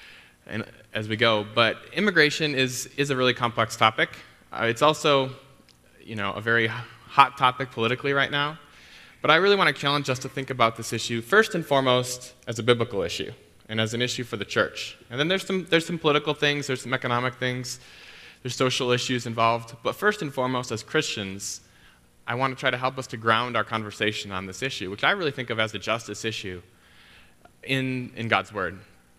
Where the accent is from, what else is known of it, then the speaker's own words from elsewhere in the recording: Chicago, Illinois, United States; I come from Chicago, where elevation is it's not really a concept.